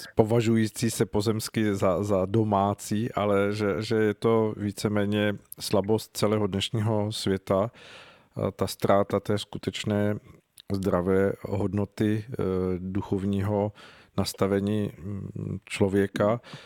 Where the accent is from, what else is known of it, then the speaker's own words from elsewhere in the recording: Czechia; jako Češi